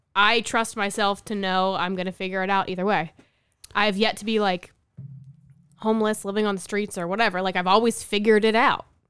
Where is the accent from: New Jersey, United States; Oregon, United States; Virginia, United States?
New Jersey, United States; moved away as an adult; also born or lived in California; I'm from New Jersey. So is Sean. Grew up, we went to the same high school